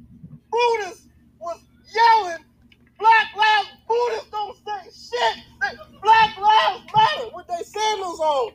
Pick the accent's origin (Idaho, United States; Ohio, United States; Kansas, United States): Ohio, United States; Cleveland; I'm from Cleveland, where a motherfucker shot one dude 57 times.